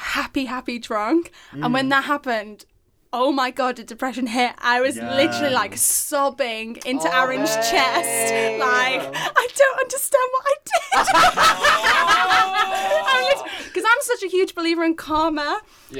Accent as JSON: {"language": "English", "town": "Liverpool", "region": "North West England", "country": "United Kingdom", "said": "And as a Scouser, like"}